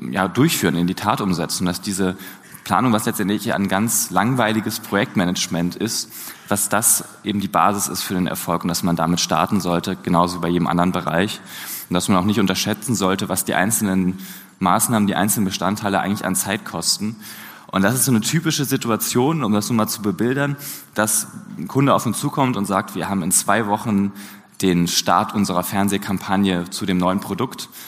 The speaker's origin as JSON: {"language": "German", "region": "Hamburg", "country": "Germany", "said": "Und ich komme genauso wie Ronny aus Hamburg."}